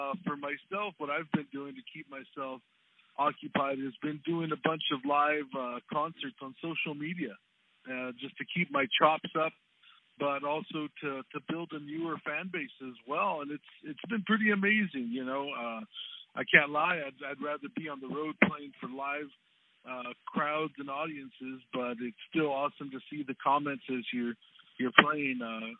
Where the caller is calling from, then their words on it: Tucson, Arizona, United States; All the way from beautiful Tucson, Arizona, man.